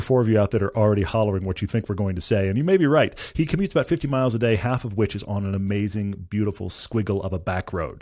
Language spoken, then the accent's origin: English; Texas, United States; moved away; I'm originally from Texas